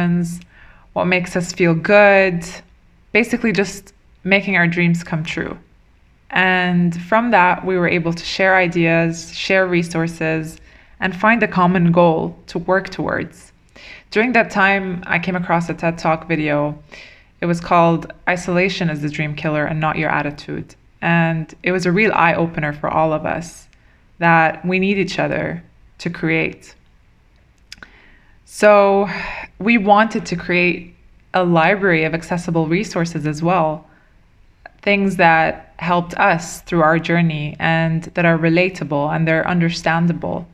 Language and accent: English; Dubai, United Arab Emirates; I was born and raised in Dubai.